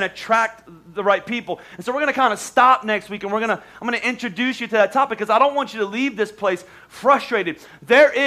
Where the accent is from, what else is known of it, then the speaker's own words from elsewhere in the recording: Oklahoma, United States; moved away; we're from Oklahoma